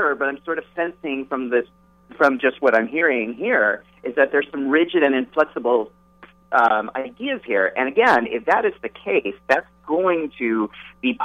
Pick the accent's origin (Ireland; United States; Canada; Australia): United States; California; I come from California, right? And I grew up in the 70s and 80s